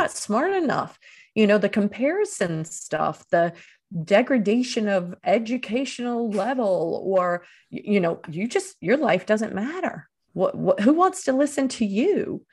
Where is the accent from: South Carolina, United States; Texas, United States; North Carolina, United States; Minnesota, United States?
North Carolina, United States; Eastern; moved away as an adult; also born or lived in Dominican Republic / Venezuela; my hometown in Eastern North Carolina